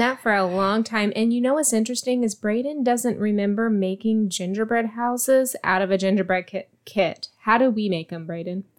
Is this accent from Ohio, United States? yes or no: no; Virginia, United States; now in Texas, United States; where I grew up in Virginia, we had something called Buckeyes.